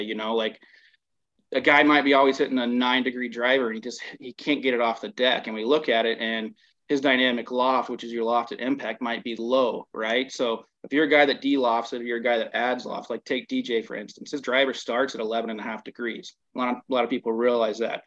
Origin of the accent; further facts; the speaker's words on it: the South, United States; also born or lived in Minnesota; I'm being from the South